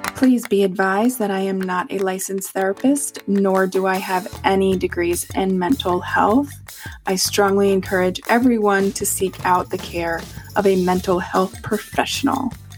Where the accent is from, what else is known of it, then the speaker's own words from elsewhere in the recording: United States; I love being American.